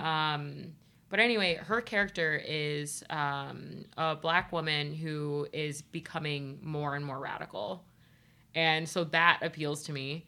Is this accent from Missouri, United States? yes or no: no; Ohio, United States; I'm from Ohio